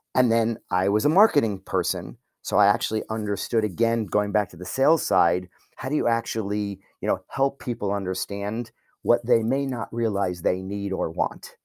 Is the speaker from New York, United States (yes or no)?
yes; New York, United States; I'm a New Yorker